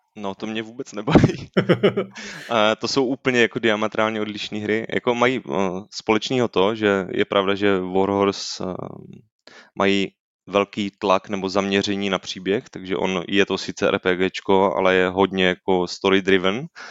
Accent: Brno, South Moravian Region, Czechia; já jsem z Brna, nejsem ze Slezska

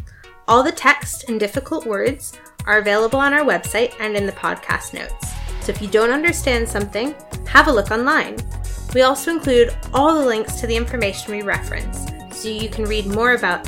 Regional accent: United States; now in London, United Kingdom; I'm from America and I live in London, and I work in social enterprise.

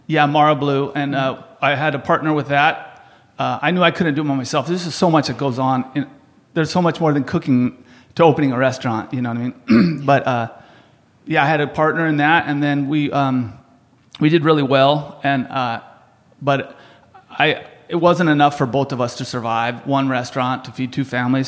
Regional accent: San Diego, California, United States; grew up in San Diego, um, in Spring Valley, which is about 15 minutes from the border

